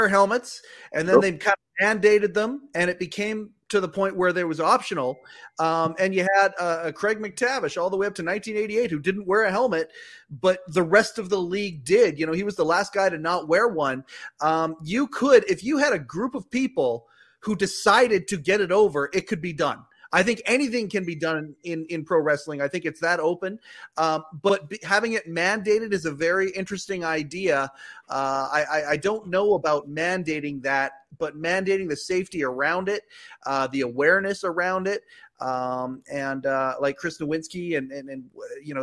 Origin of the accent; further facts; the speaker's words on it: Canada; I'm a Canadian